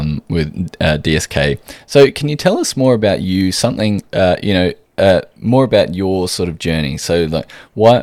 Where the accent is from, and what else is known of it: Australia